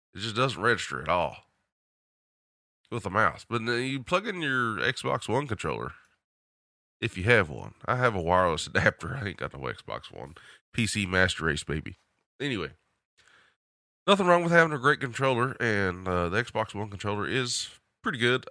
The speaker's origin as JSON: {"language": "English", "region": "the South", "country": "United States", "accent": "southern", "said": "my southern accent and twang"}